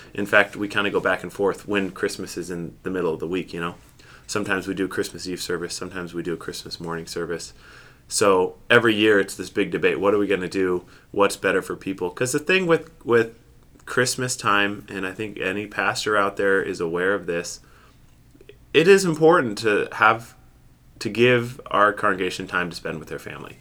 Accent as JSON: {"language": "English", "town": "Seattle", "region": "Washington", "country": "United States", "tie": "born or raised there", "moved": "yes", "lives_now": "Grand Rapids, United States", "said": "I grew up in Seattle, Washington"}